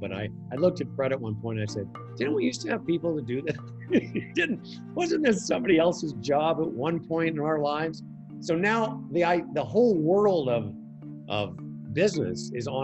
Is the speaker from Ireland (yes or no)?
no; Moose Jaw, Saskatchewan, Canada; moved away as an adult; also born or lived in Vancouver; the local radio station in my hometown